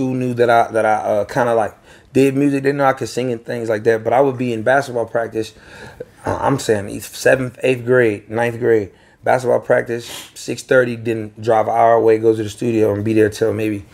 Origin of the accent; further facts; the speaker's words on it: Virginia, United States; I'm from Virginia